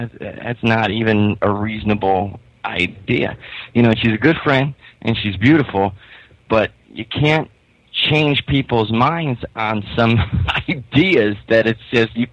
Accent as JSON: {"language": "English", "town": "Pittston", "region": "Pennsylvania", "country": "United States", "tie": "born or raised there", "said": "my hometown of Pittston, Pennsylvania"}